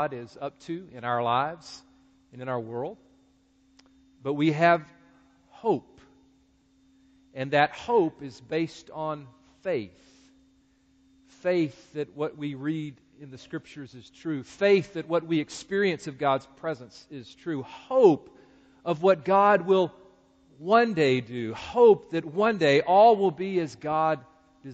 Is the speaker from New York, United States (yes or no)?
no; Greensboro, North Carolina, United States; my hometown of Greensboro, North Carolina